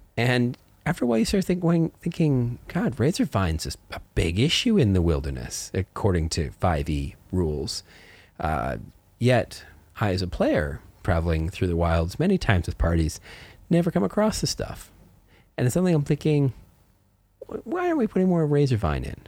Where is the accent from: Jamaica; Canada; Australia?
Canada; I grew up in Canada in the mountains.